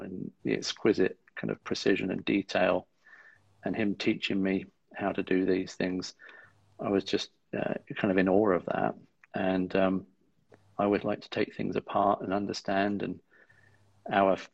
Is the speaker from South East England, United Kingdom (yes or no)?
yes; East Sussex, South East England, United Kingdom; I grew up in East Sussex, with South Downs on our doorstep